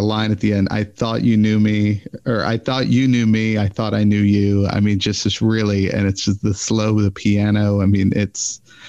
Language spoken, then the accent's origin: English; Texas, United States; Well, and I'm from Texas, so we kind of go for it.